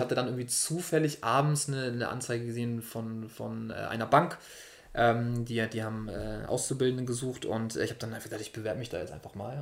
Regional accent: Hamburg, Germany; Ich bin zwar nicht direkt in Hamburg geboren, sondern knapp daneben, aber habe dann schon meine Kindheit in, in Hamburg verbracht

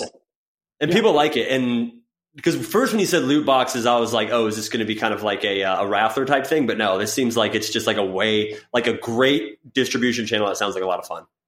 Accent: Florida, United States; I grew up in Florida

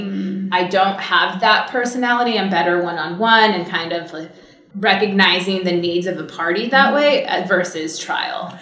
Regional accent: Cypress, California, United States; I grew up in Orange County in a small town called Cypress

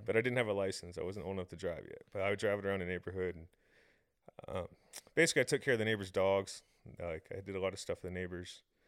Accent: Tampa, Florida, United States; Tampa has amazing street racing. Um, so I kinda grew up in a very good area for

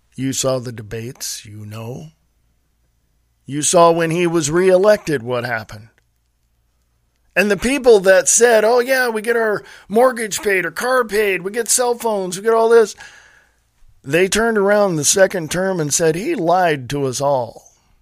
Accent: Stockton, California, United States; moved away as an adult; also born or lived in Nevada; now in Montana, United States; I was born and raised in Stockton, California

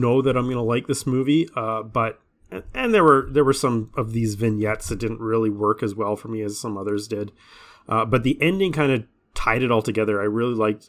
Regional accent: Canada; I'm Canadian

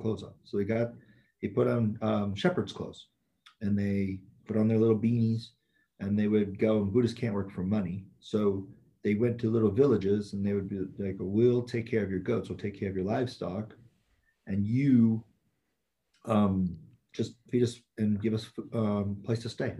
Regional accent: San Francisco, California, United States; I grew up in San Francisco, in the Bay Area

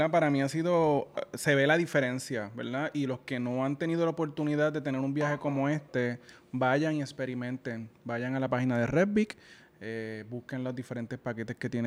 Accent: Yabucoa, Puerto Rico; No, mentira, que en mi pueblo

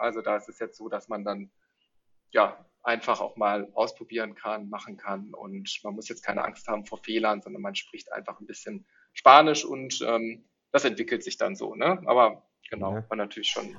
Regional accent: Neuss, North Rhine-Westphalia, Germany; moved away as an adult; also born or lived in Netherlands; now in Berlin, Germany; ursprünglich komme ich aus Neuss. Ähm, das äh, ah, liegt ja, quasi so ein bisschen zwischen Düsseldorf und Köln. Mhm. Und ähm, da bin ich auch äh, aufgewachsen

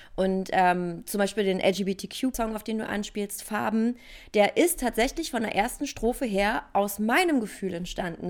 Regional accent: Berlin, Germany; Ich bin Urberliner Pflänzchen

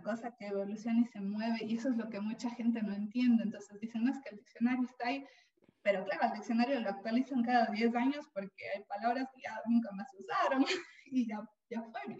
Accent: Ecuador; now in Spain; yo no voy a decir ninguna palabra ni expresión remotamente española porque yo soy ecuatoriana

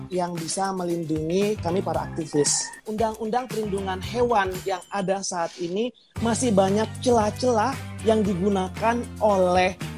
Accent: West Nusa Tenggara, Indonesia; also born or lived in Bali; now in Bogor, Indonesia; Pulau Sumbawa, besar di Lombok dan

